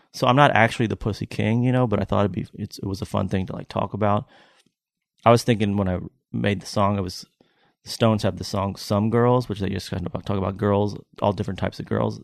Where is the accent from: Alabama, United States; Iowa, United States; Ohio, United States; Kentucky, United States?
Kentucky, United States; Lexington; now in Tennessee, United States; I'm from Lexington, Kentucky